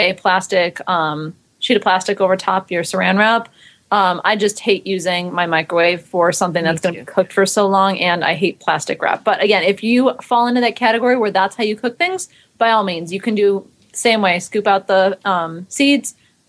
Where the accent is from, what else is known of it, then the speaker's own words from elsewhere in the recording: East Coast, United States; I grew up on the East Coast, so everything bagels were kind of a norm